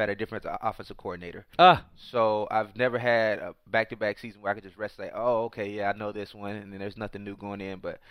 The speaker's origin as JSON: {"language": "English", "region": "Florida", "country": "United States", "said": "I'm from Florida"}